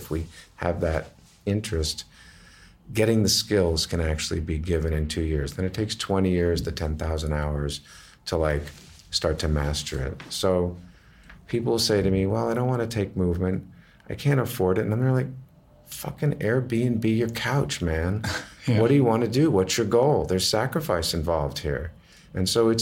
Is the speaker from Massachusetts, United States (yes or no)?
yes; Massachusetts, United States; also born or lived in Brooklyn Heights, New York; Then we moved to Massachusetts